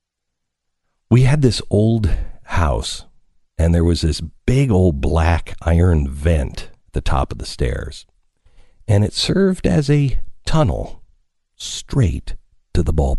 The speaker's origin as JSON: {"language": "English", "region": "Pacific Northwest", "country": "United States", "tie": "born or raised there", "said": "I grew up in the Pacific Northwest, so it was a little waterlogged."}